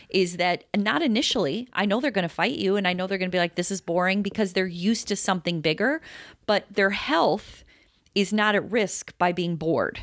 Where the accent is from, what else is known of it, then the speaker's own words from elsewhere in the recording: Chicago, Illinois, United States; we're from Chicago, Todd